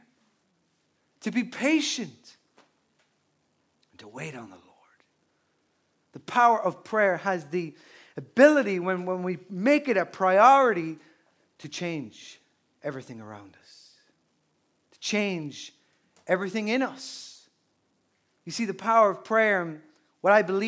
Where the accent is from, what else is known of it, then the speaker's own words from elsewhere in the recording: Newbridge, Leinster, Ireland; my hometown of Newbridge and Kildare, which is a small town